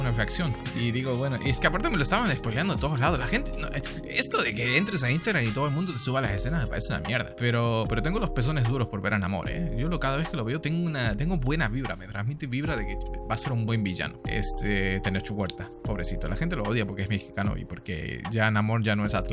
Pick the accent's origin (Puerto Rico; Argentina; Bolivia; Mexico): Argentina; La Matanza, Buenos Aires Province; also born or lived in Switzerland; soy suizo, porque nací en Suiza y viví una semana ahí, pero al final pasé el resto de mi vida en Argentina, en el hueco más oscuro de la matanza.